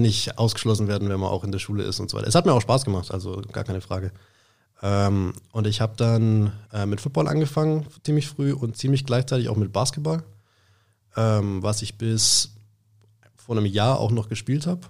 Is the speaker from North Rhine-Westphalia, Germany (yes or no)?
no; Schwäbisch Hall, Baden-Württemberg, Germany; aus Schwäbisch Hall, habe da auch mein ganzes Leben lang gelebt, ähm, bin da auch aufgewachsen